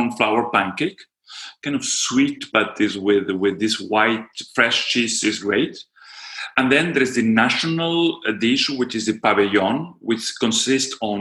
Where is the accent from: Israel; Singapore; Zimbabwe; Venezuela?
Venezuela; also born or lived in Syria; I come from Venezuela